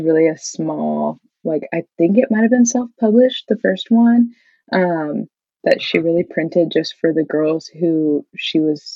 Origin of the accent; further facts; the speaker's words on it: Midwest, United States; growing up in the Midwest, where most people are Lutheran or Catholic, there just weren't a lot of kids at our church